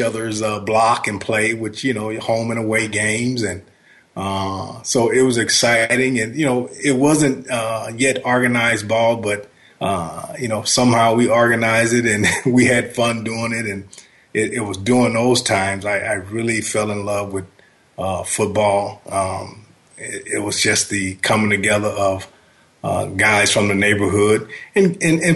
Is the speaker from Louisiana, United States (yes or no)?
yes; Shreveport, Louisiana, United States; I grew up in Shreveport, Louisiana, and we were more close to Texas and Arkansas